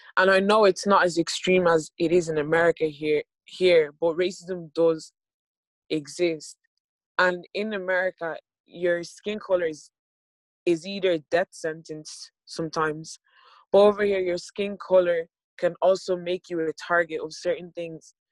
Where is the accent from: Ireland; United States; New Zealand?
Ireland; I was born in Ireland in 2001 and we've been living here